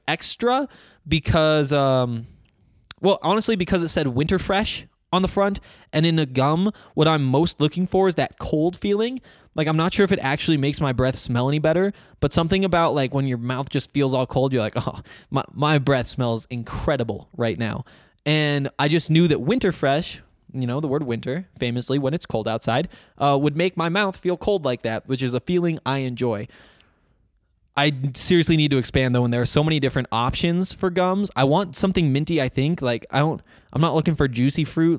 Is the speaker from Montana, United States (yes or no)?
yes; Flathead Valley, Northwest Montana, United States; accent: Montana; moved away; I grew up in the Flathead Valley, Northwest Montana, kind of a resorty area.